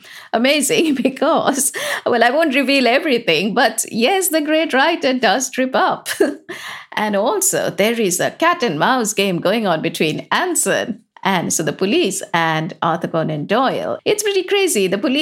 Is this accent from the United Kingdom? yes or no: yes; England, United Kingdom; And this is part of being English, is that we have the best justice system.